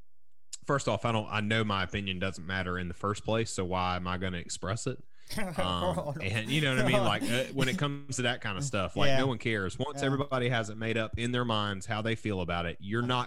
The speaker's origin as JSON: {"language": "English", "region": "the South", "country": "United States", "tie": "born or raised there", "said": "I was trained as a kid growing up in the South, even though I'm not from Alabama"}